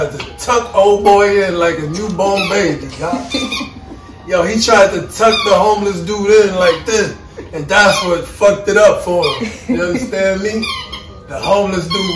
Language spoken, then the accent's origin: English; New York City, New York, United States; But we're from New York City